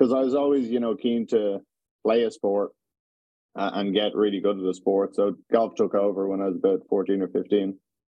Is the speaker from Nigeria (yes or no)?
no; Dublin, Leinster, Ireland; Yeah, there was loads of sports. I mean, you had the Irish sports, Gaelic and hurling. That was the biggest one around there.